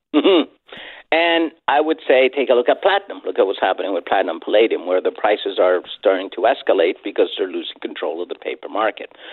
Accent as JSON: {"language": "English", "country": "Chile", "said": "I'm from Latin America. I'm from Chile."}